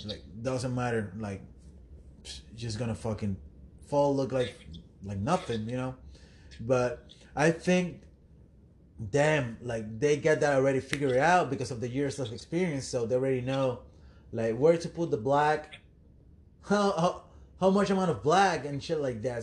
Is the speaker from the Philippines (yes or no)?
no; Puerto Rico; moved away; I'm from Puerto Rico